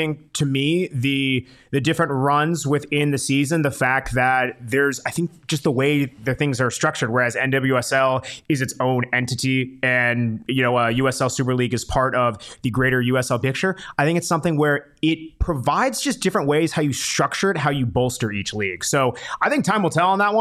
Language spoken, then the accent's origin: English; Oro Valley, Arizona, United States; growing up in Oro Valley